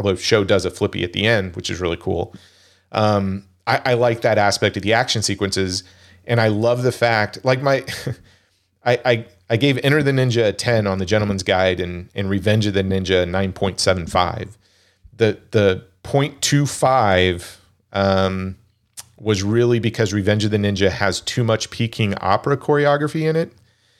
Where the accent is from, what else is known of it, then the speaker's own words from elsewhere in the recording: Wichita, Kansas, United States; Oh, I was born and raised in Wichita, Kansas. So I'm a Jayhawk.